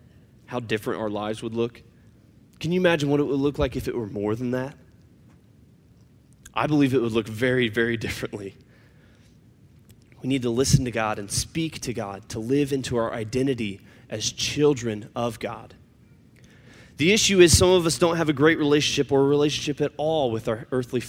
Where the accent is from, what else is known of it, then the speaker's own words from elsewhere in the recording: the South, United States; You see, I was raised in the South. And I know I don't have a Southern accent, so it seems kind of weird. But I was raised in the South.